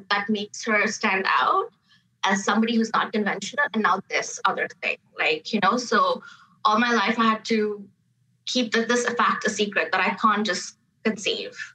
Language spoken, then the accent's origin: English; Canada; Like you have a hyphenated name, South Asian Canadians, but I had to really grapple with that hyphenation.